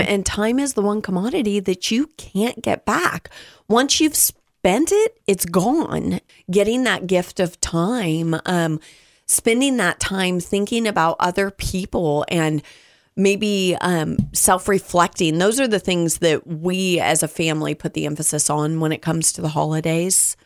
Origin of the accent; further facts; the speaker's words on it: Southern California, United States; I preface this from, from Southern California